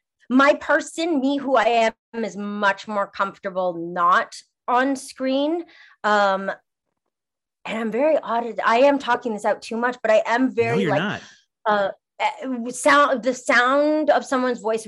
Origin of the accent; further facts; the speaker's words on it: Montreal, Quebec, Canada; also born or lived in Toronto; now in Los Angeles, United States; I'm from Montreal originally, and I lived in Toronto